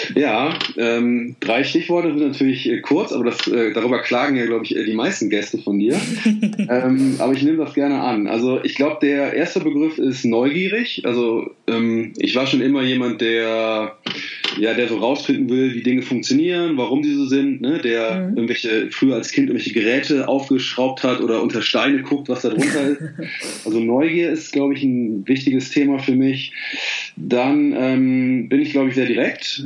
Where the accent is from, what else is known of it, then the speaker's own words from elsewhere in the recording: Bergisch Gladbach, North Rhine-Westphalia, Germany; in Bergisch Gladbach, also wo ich aufgewachsen bin